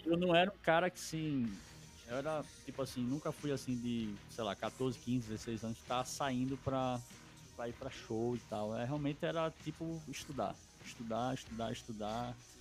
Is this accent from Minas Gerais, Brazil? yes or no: no; Recife, Pernambuco, Brazil; eu sou natural de Recife Pernambuco e eu cresci dentro de uma família muito musical